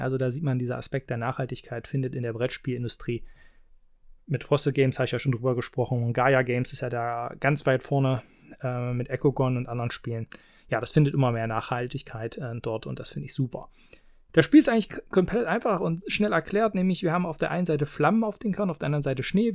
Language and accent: German; Halberstadt, Saxony-Anhalt, Germany; hier in meiner Heimat in Halberstadt